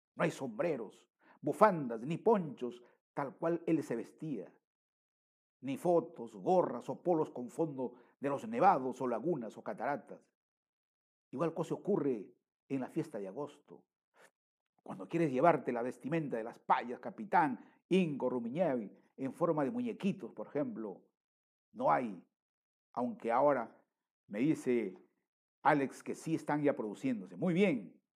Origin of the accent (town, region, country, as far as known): Peru